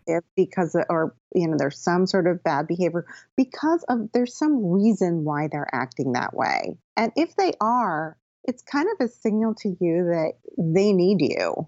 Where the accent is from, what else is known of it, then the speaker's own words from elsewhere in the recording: Connecticut, United States; moved away as an adult; also born or lived in Philadelphia / New York City; now in Bedford, United States; I grew up in Connecticut.